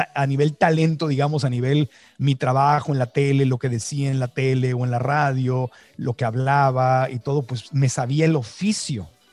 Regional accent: Mexico; now in United States; en mi acta de nacimiento mexicana, porque nací en México

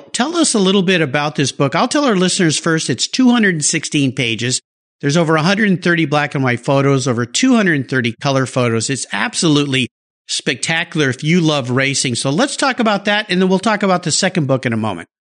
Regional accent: San Diego, California, United States; also born or lived in Del Mar, California; I grew up in La Jolla and I was there. The La Jolla in the 70s, San Diego in the 70s

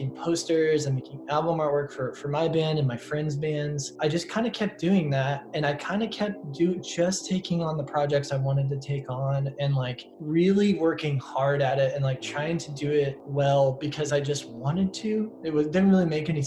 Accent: Northern Indiana, United States; also born or lived in New York City; now in Bloomington, United States; I was booking shows in my hometown, like at a coffee shop

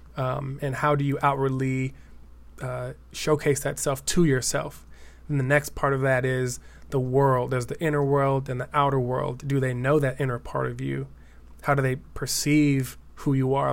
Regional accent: Denver, Colorado, United States; moved away as an adult; now in East Bay, California, United States; I'm originally from Denver, Colorado

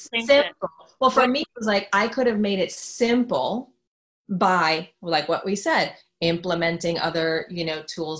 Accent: New York, United States; I'm from New York

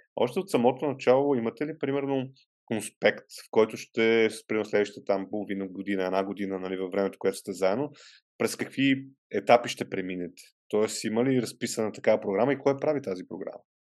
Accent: Vidin, Vidin Province, Bulgaria; moved away; аз съм от Видин и там м- съм учил в някои от училищата

